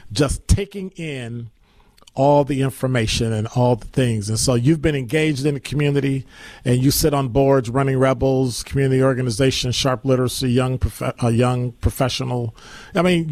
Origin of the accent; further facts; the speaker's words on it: Chicago, Illinois, United States; now in Milwaukee, United States; my hometown, Chicago